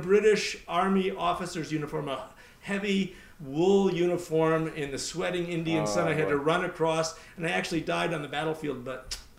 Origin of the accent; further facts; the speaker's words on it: Beirut, Beirut Governorate, Lebanon; I grew up in Beirut, Lebanon, where my father was a teacher. He taught theology at a Protestant seminary. American family, but we grew up overseas.